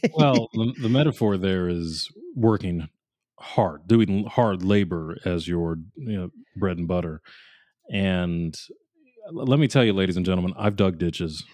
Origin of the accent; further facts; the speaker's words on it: New England, United States; I grew up in New England